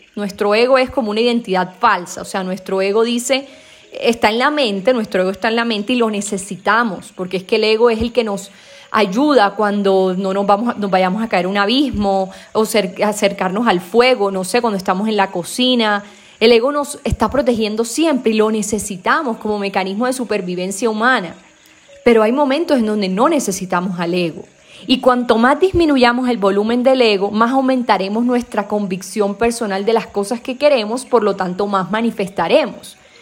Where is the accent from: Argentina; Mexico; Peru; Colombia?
Colombia; Caribbean coast; accent: costeño; Yo como soy costeña a veces se me embolatan los, las vocales